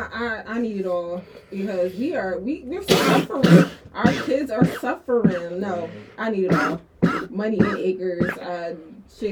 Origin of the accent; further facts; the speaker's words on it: Philadelphia, Pennsylvania, United States; also born or lived in Hunting Park, Philadelphia; I did grow up in the Northeast